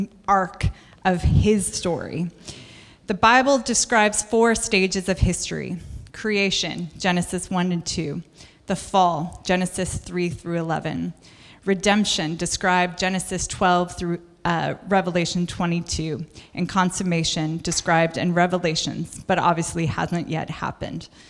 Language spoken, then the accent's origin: English; United States; I'm American.